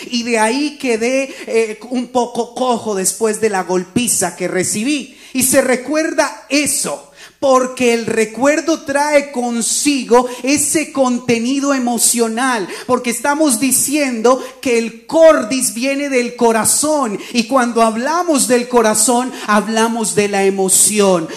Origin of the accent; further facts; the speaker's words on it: Colombia; moved away; Cuando yo trabajaba en mi país, en Colombia